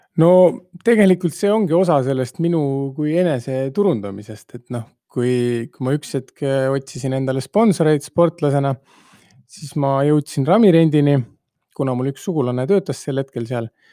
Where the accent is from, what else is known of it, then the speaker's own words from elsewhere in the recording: Tamsalu, Lääne-Viru County, Estonia; pärit olen Tammsalust sileda maa pealt